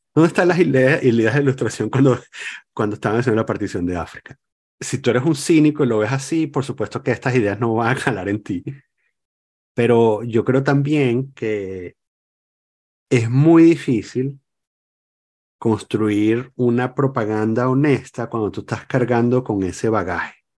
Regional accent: Venezuela; moved away; me sigo sintiendo venezolano

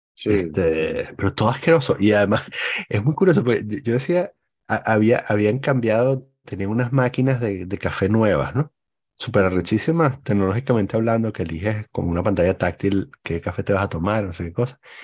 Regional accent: El Cafetal, Miranda, Venezuela; moved away; Yo crecí en el Cafetal

